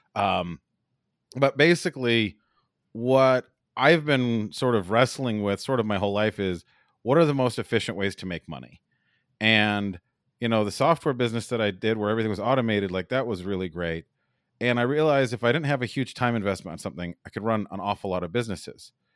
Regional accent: Las Vegas, Nevada, United States; also born or lived in Los Angeles; I'm from Las Vegas

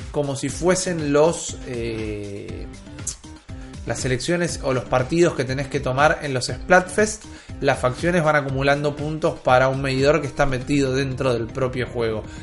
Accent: Argentina; Somos argentinos, nos pueden encontrar en YouTube, en iBooks, en Spotify.

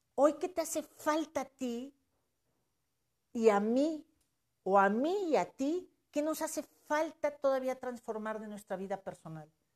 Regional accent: Mexico; como mexicanos y yo me considero mexicana

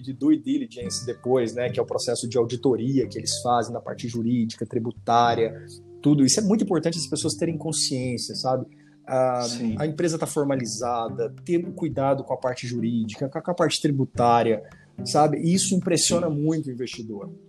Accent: Jataí, Goiás, Brazil; moved away as an adult; also born or lived in Cuiabá, Mato Grosso; Eu sou goiano, sou de Jataí, interior de Goiás, e fui fazer faculdade em Cuiabá e acabei ficando aí durante 16 anos

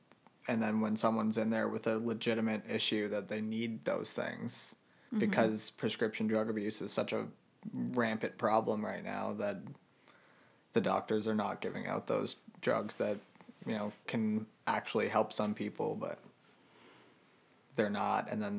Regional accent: Halifax, Nova Scotia, Canada; I actually grew up here, but like my dad's military, so we kind of moved around a lot, but wound up here and spent most of our lives here. So here, like I call Halifax home.

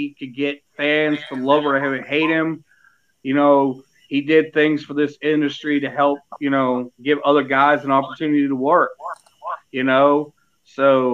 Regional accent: Dauphin County, Pennsylvania, United States; now in North Carolina, United States; I was born and raised in Central Dauphin County in Pennsylvania

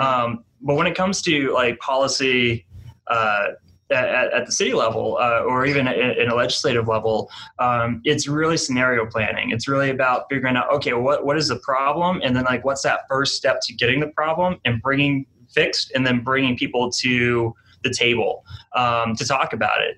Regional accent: New Hampshire, United States; moved away as an adult; now in Wichita, United States; I'm from New Hampshire originally, and I came here uh, to work in AmeriCorps

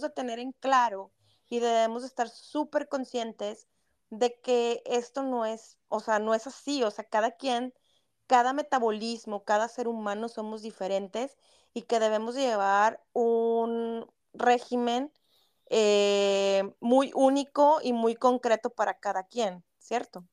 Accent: Mexico; como mexicanos

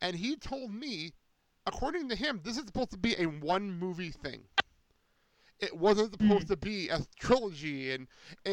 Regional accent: Garfield, New Jersey, United States; moved away; I'm a proud Boilermaker from my hometown of Garfield

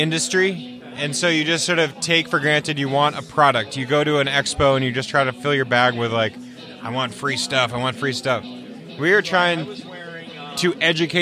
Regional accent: New England, United States; also born or lived in California; now in Vermont, United States; I'm from New England

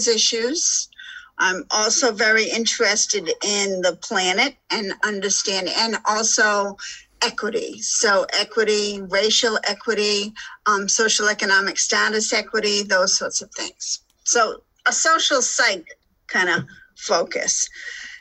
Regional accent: Rhode Island, United States; moved away; also born or lived in Alaska / Boulder, Colorado / Park City, Utah / Lake Tahoe; I'm originally from Rhode Island. So this is my home. I actually live on a boat and I walk the same streets that I walked when I was six.

